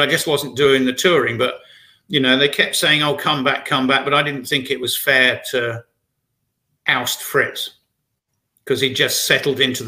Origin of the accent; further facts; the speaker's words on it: Brighton, South East England, United Kingdom; based in my hometown, Brighton, in England.